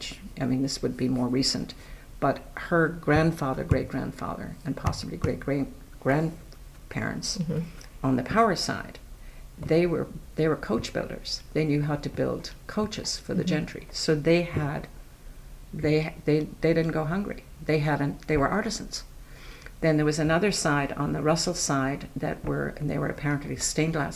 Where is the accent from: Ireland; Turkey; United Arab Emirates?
Ireland; accent: Irish; moved away as an adult; also born or lived in County Meath; now in Falmouth, United States; I grew up in Ireland, was educated in Ireland